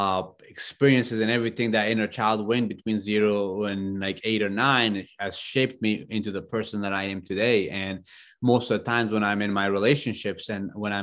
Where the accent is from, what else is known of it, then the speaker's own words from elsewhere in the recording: Afghanistan; moved away; I grew up in Afghanistan